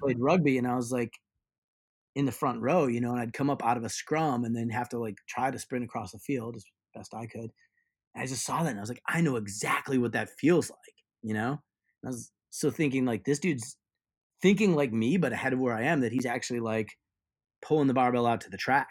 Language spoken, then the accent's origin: English; Ohio, United States; I grew up in Ohio